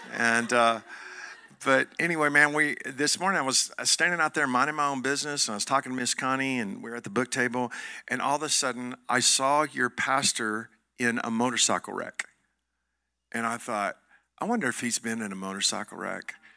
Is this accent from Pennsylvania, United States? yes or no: no; Joshua, Texas, United States; I'm from Johnson County, Texas. I'm, I'm from Joshua, Texas